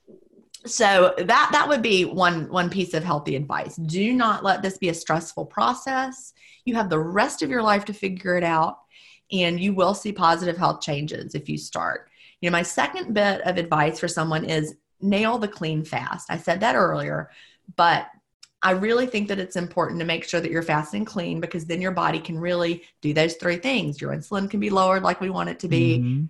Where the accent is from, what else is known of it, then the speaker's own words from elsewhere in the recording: the South, United States; being a Southerner